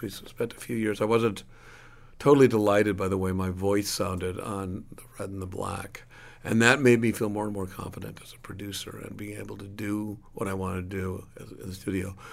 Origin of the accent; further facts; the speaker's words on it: Milwaukee, Wisconsin, United States; now in New York, United States; where I grew up in Milwaukee